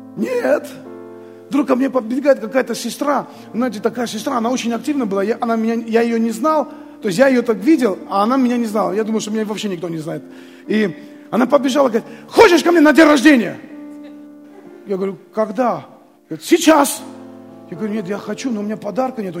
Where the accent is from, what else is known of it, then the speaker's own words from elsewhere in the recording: Armenia; moved away as an adult; also born or lived in Abakan, Russia; мы с женой приехали из Армении, хотя и голодная была у нас Армения – тогда